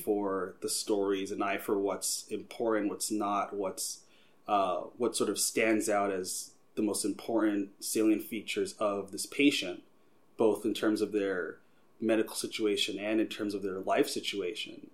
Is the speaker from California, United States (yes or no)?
no; Long Island, New York, United States; now in Philadelphia, United States; I'm originally from Long Island, New York